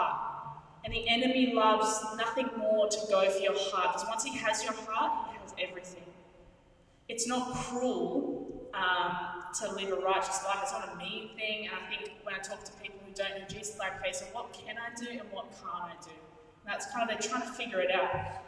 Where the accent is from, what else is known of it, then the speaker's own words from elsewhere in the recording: Canberra, Australian Capital Territory, Australia; now in Sydney, Australia; Where I grew up in Canberra, we had little cockroaches, like normal humans. And then we came to Sydney